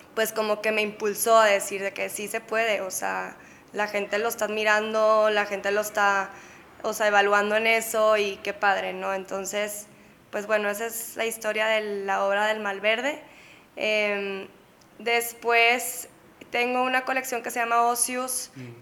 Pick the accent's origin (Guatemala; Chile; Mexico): Mexico; Monterrey, Nuevo León; moved away as an adult; also born or lived in San Diego / Barcelona; now in Mexico City, Mexico; nací en Monterrey